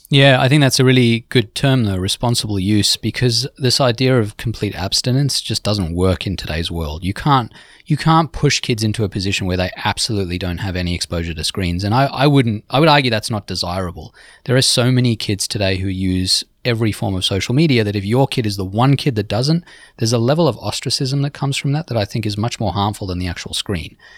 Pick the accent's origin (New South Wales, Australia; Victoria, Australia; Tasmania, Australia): New South Wales, Australia; Sydney; now in New York City, United States; my hometown, Sydney